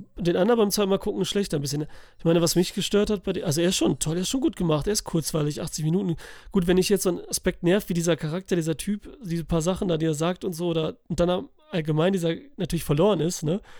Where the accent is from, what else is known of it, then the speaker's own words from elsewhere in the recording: Italy; für mich als Italiener